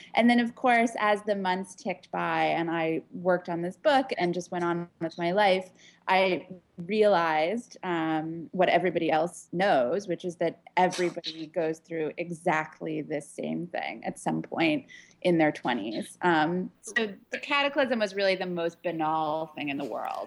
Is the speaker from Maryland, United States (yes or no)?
no; Pittsburgh, Pennsylvania, United States; also born or lived in Washington, D.C.; now in New York City, United States; I grew up in Pittsburgh, Pennsylvania, actually in a small suburb to the north of Pittsburgh, Pennsylvania